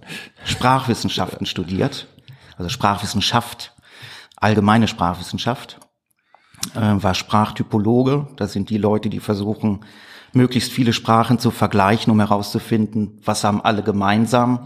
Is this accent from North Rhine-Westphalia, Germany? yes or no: yes; Gladbeck, North Rhine-Westphalia, Germany; also born or lived in Gelsenkirchen; Ich äh, komme aus Gladbeck in Westfalen. Da bin ich 1977 geboren worden.